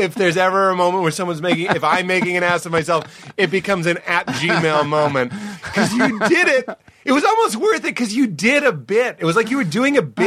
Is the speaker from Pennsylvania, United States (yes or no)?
no; Boston, Massachusetts, United States; it was my hometown